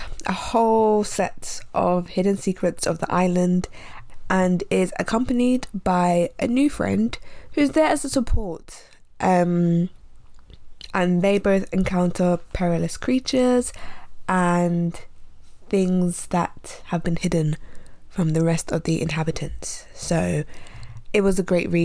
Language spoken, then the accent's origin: English; London, United Kingdom; I was born in the city of London, so I'm very much urban.